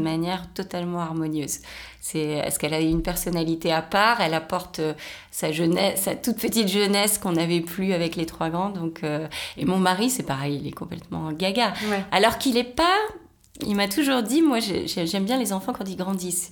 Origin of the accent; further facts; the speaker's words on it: Rennes, Brittany, France; now in Paris, France; suis née à Rennes, j'ai été élevée en province.